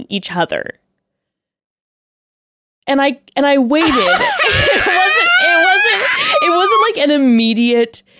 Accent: Palm Springs, California, United States; born or raised there

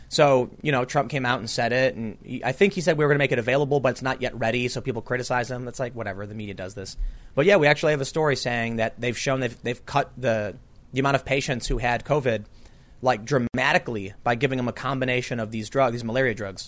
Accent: Chicago, Illinois, United States; I grew up on the South Side.

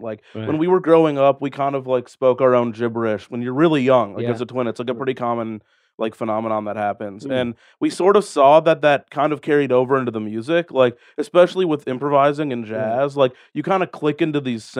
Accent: Omaha, Nebraska, United States; You can't tell from my accent that's where I came from.

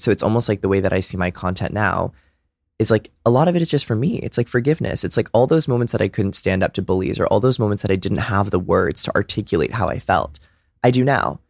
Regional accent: Brookline, Massachusetts, United States; also born or lived in Dedham, Massachusetts; I'm from a little town outside of Boston called Brookline

